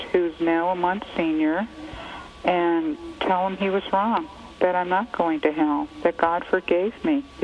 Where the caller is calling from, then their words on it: Hayward, California, United States; I'm from Hayward, California.